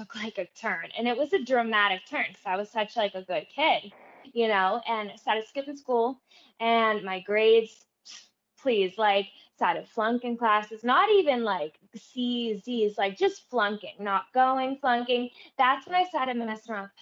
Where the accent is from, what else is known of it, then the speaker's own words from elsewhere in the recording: Everett, United States; when I was growing up in Everett